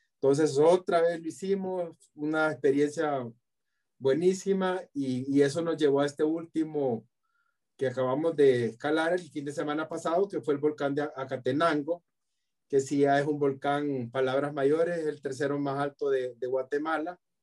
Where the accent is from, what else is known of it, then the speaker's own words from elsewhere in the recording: El Salvador; Yo soy salvadoreño